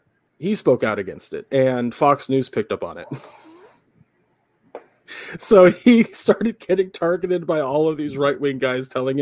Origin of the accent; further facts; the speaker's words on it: England, United Kingdom; I'm from England, dumb motherfuckers.